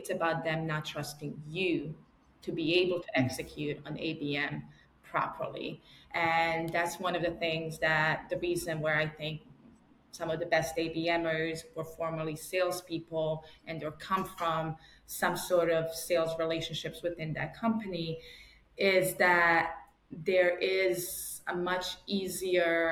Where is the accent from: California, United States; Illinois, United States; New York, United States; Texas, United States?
New York, United States; I'm still a New Yorker